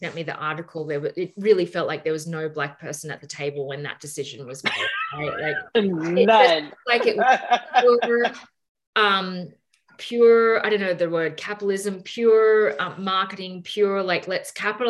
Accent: Australia; I'm Australian, I'm not American

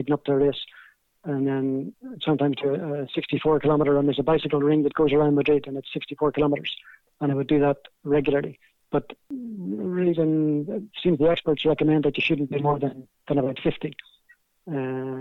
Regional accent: Belfast, Northern Ireland, United Kingdom; accent: Belfast; my Belfast accent

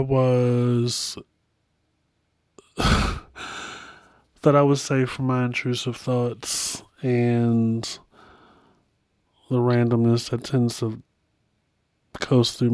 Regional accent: Baltimore, Maryland, United States; my hometown

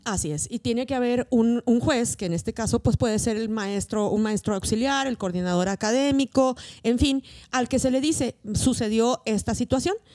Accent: Mexico; las personas que hablamos español, que somos mexicanas, que vivimos en un mismo contexto

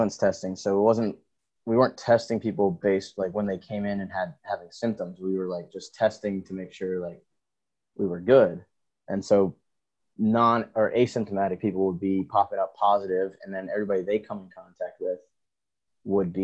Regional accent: Maryland, United States; moved away as an adult; also born or lived in Anne Arundel County, Maryland; now in South Carolina, United States; I'm from Maryland, but we're in South Carolina right now

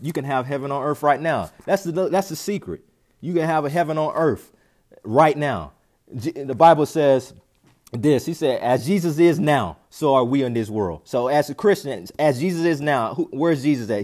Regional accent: North Carolina, United States; moved away; also born or lived in Orlando, Florida / Tampa, Florida; I'm from North Carolina

